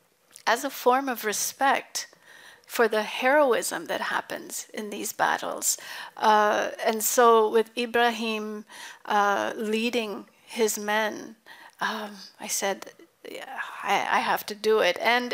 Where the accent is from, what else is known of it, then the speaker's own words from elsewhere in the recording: United States; growing up in the United States